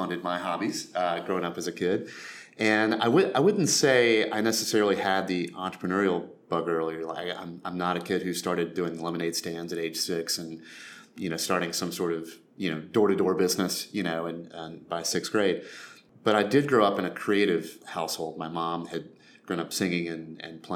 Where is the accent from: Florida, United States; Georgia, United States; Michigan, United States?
Georgia, United States; Albany; now in Nashville, United States; I grew up in Albany, Georgia, a fairly small town in southwest Georgia